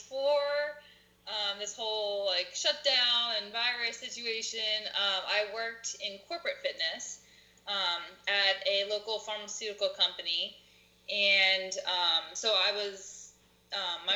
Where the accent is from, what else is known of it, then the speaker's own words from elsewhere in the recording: Telford, Pennsylvania, United States; I'm from Telford. It's pretty local. Grown up here my whole life